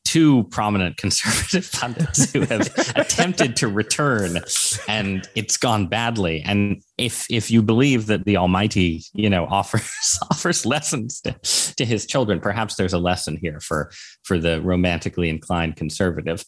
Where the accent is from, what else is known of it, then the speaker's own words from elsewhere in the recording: Connecticut, United States; growing up in Connecticut